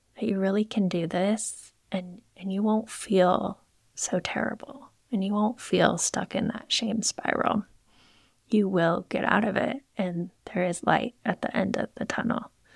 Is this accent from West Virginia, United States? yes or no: no; Moscow, Idaho, United States; I grew up in Moscow, Idaho